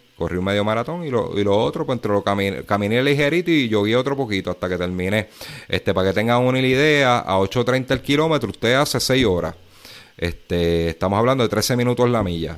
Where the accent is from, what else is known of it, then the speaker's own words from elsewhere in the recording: Puerto Rico; Aquí en Puerto Rico